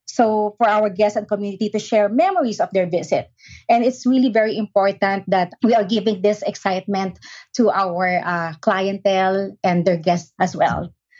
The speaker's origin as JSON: {"language": "English", "country": "Philippines", "tie": "born or raised there", "moved": "as an adult", "lives_now": "Hawaii, United States", "said": "when I was in my home country, Philippines."}